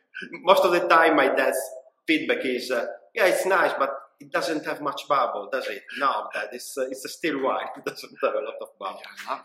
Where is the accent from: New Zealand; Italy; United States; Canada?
Italy; province of Parma, Emilia-Romagna; moved away as an adult; now in United Kingdom; A small town in the province of Parma, Emilia-Romagna.